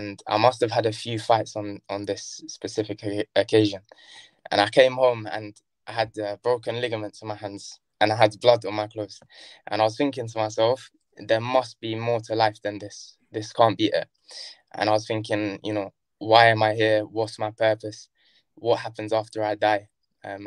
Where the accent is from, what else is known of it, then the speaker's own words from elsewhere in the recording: Brighton, South East England, United Kingdom; also born or lived in Kilburn, London; I was born in Kilburn, Northwest London. And then shortly afterwards, we moved to Brighton.